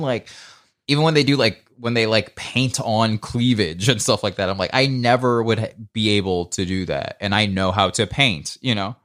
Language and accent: English; Marietta, Georgia, United States; moved away; I'm also from Marietta, Georgia